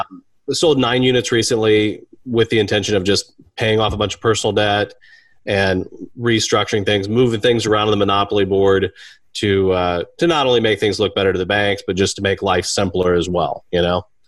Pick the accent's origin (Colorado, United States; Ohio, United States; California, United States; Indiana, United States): Indiana, United States; Kendallville; I'm from Kendallville, Indiana